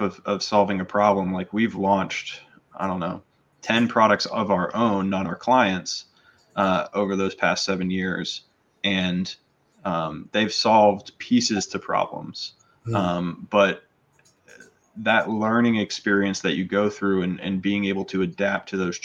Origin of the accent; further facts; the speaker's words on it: North Carolina, United States; grew up in North Carolina